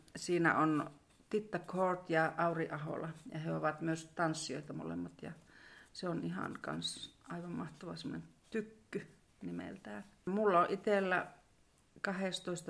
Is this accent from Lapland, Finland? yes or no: yes; Sodankylä, Lapland, Finland; also born or lived in Kittilä; tällä välillä olen sitten välillä asunut muuallakin, mutta sanotaan, että suurimman osan elämästäni olen asunut Askassa